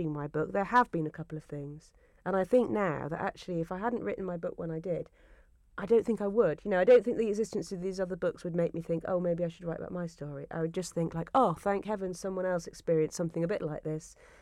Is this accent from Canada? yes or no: no; Yorkshire and the Humber, United Kingdom; I grew up in Yorkshire